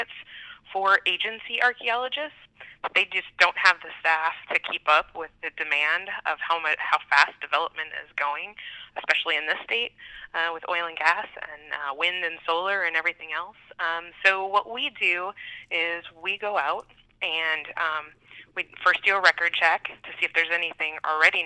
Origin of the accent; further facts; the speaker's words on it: Iowa, United States; moved away as an adult; also born or lived in South Dakota / Nebraska; now in Bismarck, United States; Originally, I'm from Iowa.